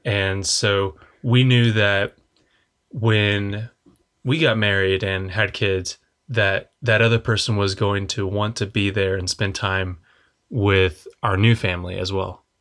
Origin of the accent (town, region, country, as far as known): Oklahoma, United States